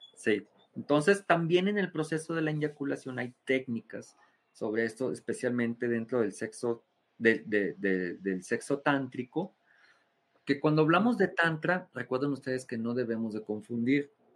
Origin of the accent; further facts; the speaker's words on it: Mexico; soy mexicano